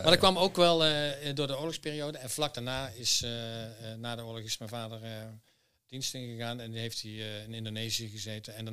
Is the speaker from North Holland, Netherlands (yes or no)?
no; Herpen, North Brabant, Netherlands; also born or lived in Deventer; van mijn jeugd heb ik in, in, eh, in Herpen gewoond. Maar we hadden best wel een trekkend bestaan. Um, ik ben in Deventer geboren.